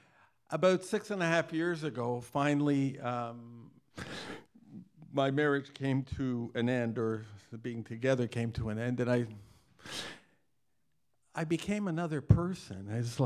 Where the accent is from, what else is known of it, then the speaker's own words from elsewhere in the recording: Toronto, Ontario, Canada; tonight, we're visiting from Toronto, Canada